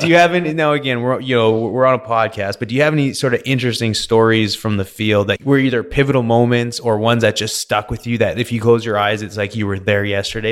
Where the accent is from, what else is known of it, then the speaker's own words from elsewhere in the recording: Vernon, British Columbia, Canada; now in Houston, United States; I grew up in Vernon, B C, grew up, you know, playing sports, partying